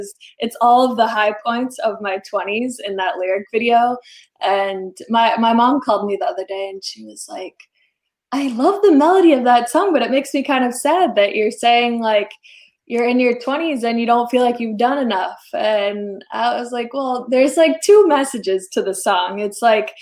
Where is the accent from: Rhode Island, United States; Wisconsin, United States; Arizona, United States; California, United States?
Rhode Island, United States; coming from a smaller town, I'm from Rhode Island